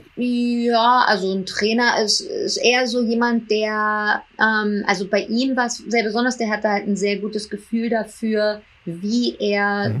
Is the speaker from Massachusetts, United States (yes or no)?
no; New York, United States; also born or lived in Hamburg / Berlin; Ich bin in New York aufgewachsen und auf eine internationale Schule gegangen